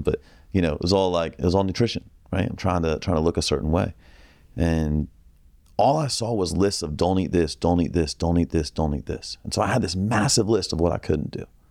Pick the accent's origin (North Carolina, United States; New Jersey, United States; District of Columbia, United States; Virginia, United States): Virginia, United States; Northern; I grew up in Northern Virginia